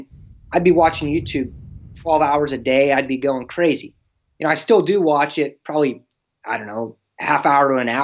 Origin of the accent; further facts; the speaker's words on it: Pittsburgh, Pennsylvania, United States; I'm from Pittsburgh